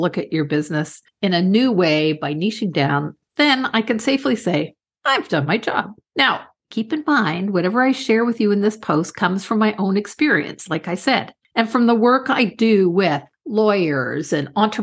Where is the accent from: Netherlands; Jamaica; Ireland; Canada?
Canada; I'm Canadian